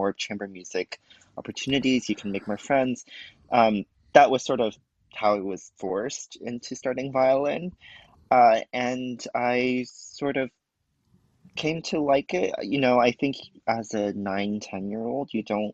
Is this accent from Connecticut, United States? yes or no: yes; East Lyme, Connecticut, United States; moved away as an adult; also born or lived in Cambridge, Massachusetts / New York; I grew up in Connecticut, if you know of a small town called East Lyme